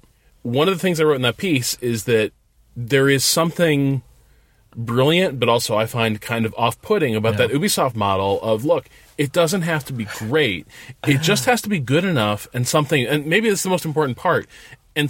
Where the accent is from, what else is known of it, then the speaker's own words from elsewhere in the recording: United States; I'm an American.